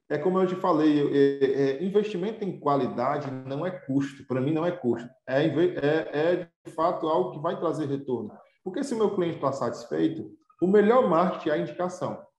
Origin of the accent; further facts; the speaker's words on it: Pindoretama, Ceará, Brazil; born there; porque nós somos de casa, né? Nós somos, nascemos em Pindoretama.